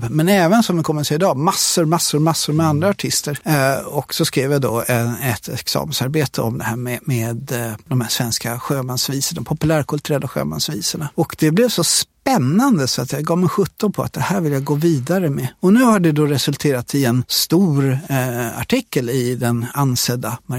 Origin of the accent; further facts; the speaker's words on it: Sweden; Som så många andra infödda i, i Sverige så är jag uppvuxen med de här visorna.